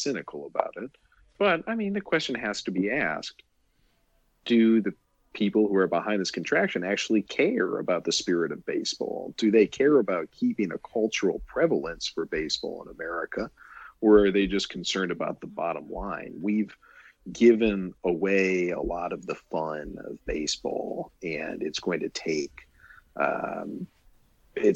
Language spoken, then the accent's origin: English; St. Louis, Missouri, United States; moved away; also born or lived in Johnson City, Tennessee; Growing up in St. Louis